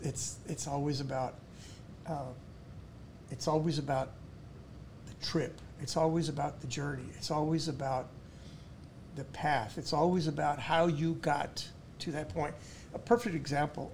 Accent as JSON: {"language": "English", "country": "United States", "said": "I'm an American."}